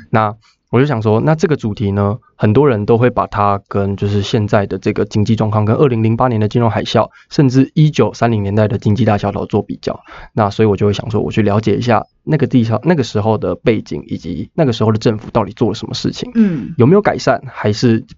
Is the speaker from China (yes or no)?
no; Taiwan; 身为一个台湾人